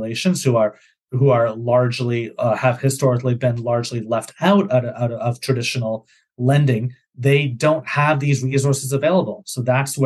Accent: Canada; moved away as an adult; also born or lived in Massachusetts, United States; I'm from Canada. So when I did my master's in the States at Harvard University

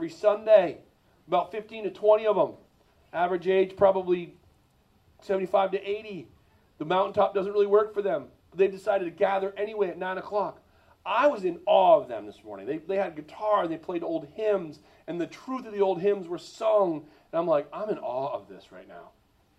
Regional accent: East Coast, United States; We're all from the East Coast.

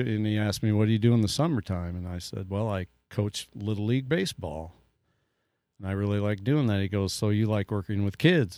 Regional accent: New Hartford, Iowa, United States; moved away; I grew up in New Hartford, went to school all thirteen years in the same building

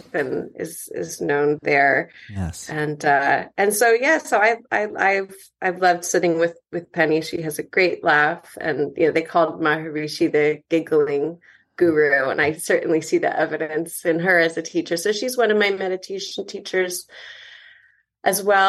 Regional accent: Connecticut, United States; moved away as an adult; also born or lived in Ithaca / New York City; now in Los Angeles, United States; I was born and raised in Connecticut

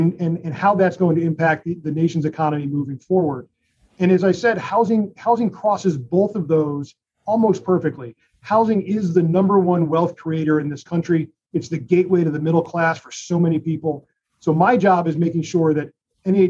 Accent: Connecticut, United States; my home state of Connecticut

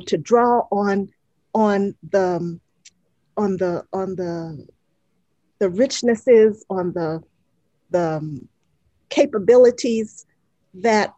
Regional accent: Atlanta, Georgia, United States; the segregated schools that I grew up in Atlanta in the 60s

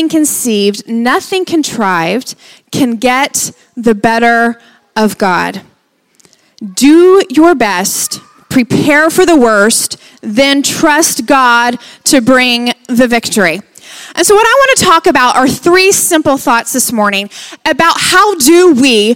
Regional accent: Lubbock, Texas, United States; That's where we're from. We're from Lubbock, Texas

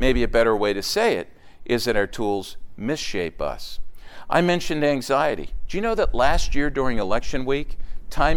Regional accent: outside of Philadelphia, Pennsylvania, United States; Growing up outside of Philadelphia, there were basically three or four faith systems that I was aware

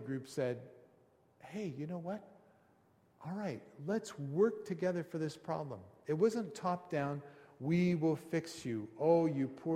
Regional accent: Canada; we're Canadian

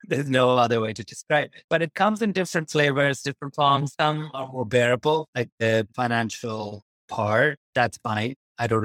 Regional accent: Pakistan; now in United Kingdom; I grew up in Pakistan

